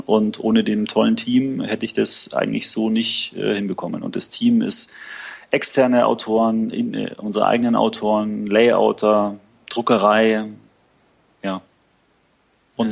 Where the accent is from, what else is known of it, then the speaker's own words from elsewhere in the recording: Munich, Bavaria, Germany; also born or lived in Frankfurt; Wir sitzen in München, äh, relativ zentral ähm, und ist meine Heimat